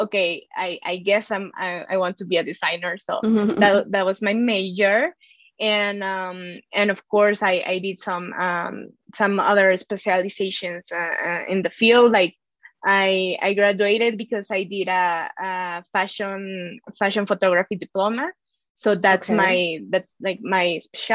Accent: Mexico; I'm from Mexico.

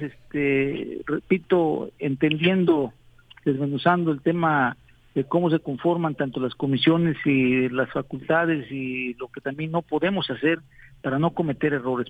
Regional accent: San Carlos, Morelos, Mexico; nuestro pueblo, de mi pueblo, de San Carlos. Ahí vivo a 100 metros de distancia

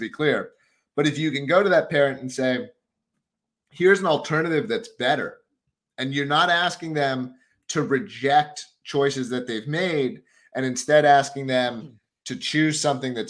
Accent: Philadelphia, Pennsylvania, United States; I grew up in the Philly area and lived in West Philadelphia for about 5 years.

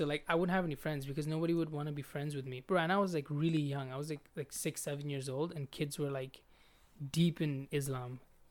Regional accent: India; now in Calgary, Canada; I was born a Hindu, man, but I kind of deviated from it, especially after seeing all the shit in my country.

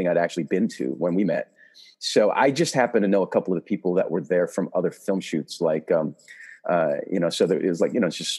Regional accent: California, United States; Well, I grew up in the Bay Area. So I grew up here doing, you know, theater.

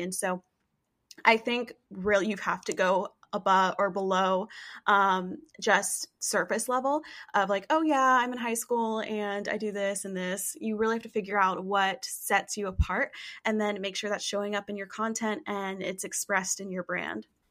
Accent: East Tennessee, United States; I am a girl from East Tennessee

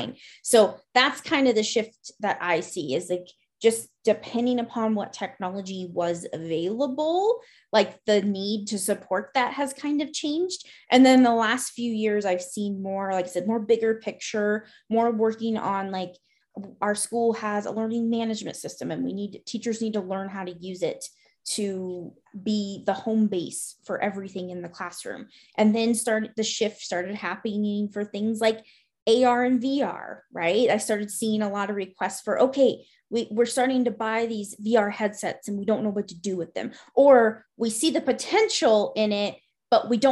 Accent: Montana, United States; also born or lived in Florida; I grew up in Florida the first half of my childhood, and then Montana the second half of my childhood. And then I stayed in Montana as an adult.

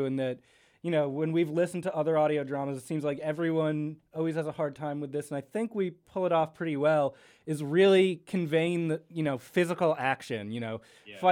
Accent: New York City, New York, United States; we are from New York. This is a New York podcast.

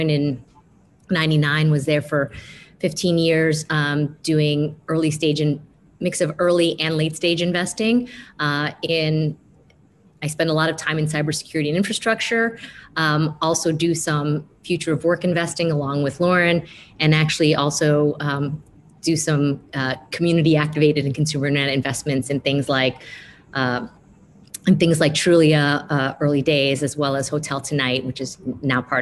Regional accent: small town outside of Buffalo, New York, United States; also born or lived in Jakarta, Indonesia / Michigan; growing up in a small town outside of Buffalo, New York

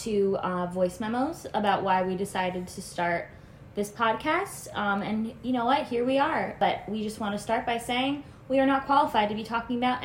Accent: New Jersey, United States; I grew up in a small town in New Jersey

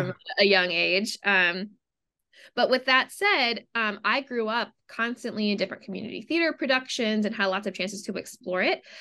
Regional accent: Cleveland, Ohio, United States; now in New York City, United States; growing up in Cleveland, Ohio, we had a really, really big theater scene

